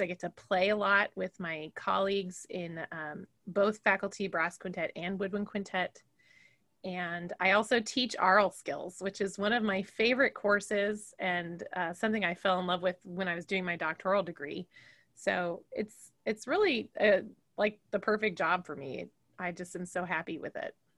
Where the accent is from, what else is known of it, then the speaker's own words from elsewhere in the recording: Fresno, California, United States; moved away as an adult; also born or lived in Chicago, Illinois; now in Macomb, United States; I grew up in Fresno, California